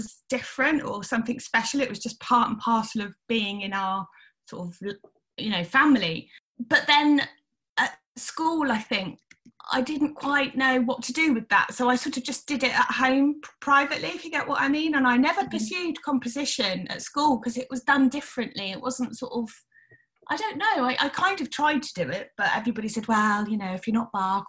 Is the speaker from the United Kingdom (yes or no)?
yes; Wellingborough, East Midlands, United Kingdom; also born or lived in Sheffield; I was born in Sheffield, moved to a town called Wellingborough in Northamptonshire